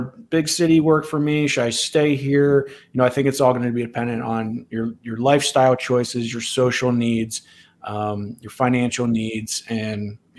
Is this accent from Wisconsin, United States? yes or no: no; Ohio, United States; moved away as an adult; also born or lived in Los Angeles, California; decided to make a move back to my home state. So I currently live in Columbus, Ohio.